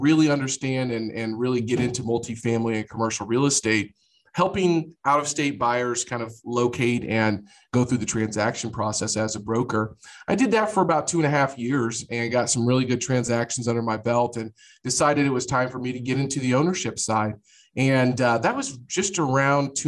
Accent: Jefferson City, Missouri, United States; moved away as an adult; now in Kansas City, United States; I grew up in Jefferson City, Missouri, which is the capital of Missouri, but kind of a small town

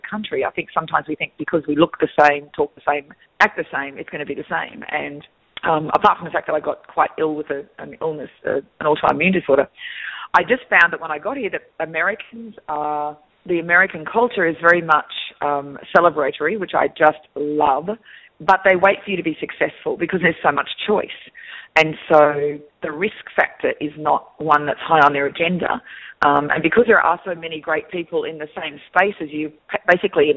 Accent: Australia; accent: Australian; moved away; I'm actually originally from Australia. That's where the accent is from.

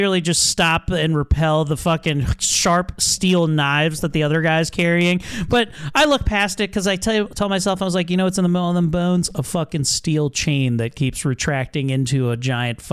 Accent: Baltimore, Maryland, United States; accent: Baltimore; I turn on my Baltimore accent when I see cool things, because that's how dullards talk, and I love that about my heritage

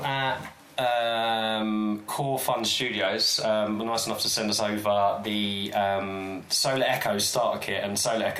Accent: Croydon, London, United Kingdom; I grew up in Croydon.

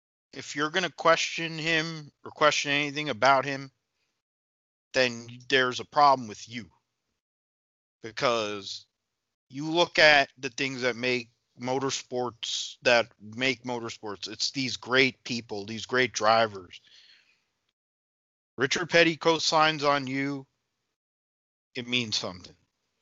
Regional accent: India; Because I think about Narain Karthikeyan for me as an Indian guy, you know

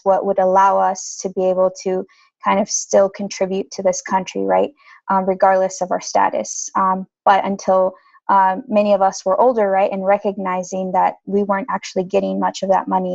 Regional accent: Indiana, United States; I'm from Indiana, and so primarily the main income that our families obtained from manufacturing, agriculture, and hospitality.

